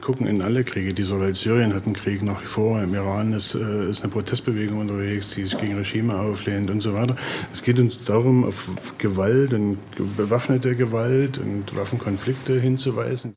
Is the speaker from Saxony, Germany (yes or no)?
yes; Chemnitz, Saxony, Germany; ich bin in Karlstadt geboren, äh, jetzt Chemnitz.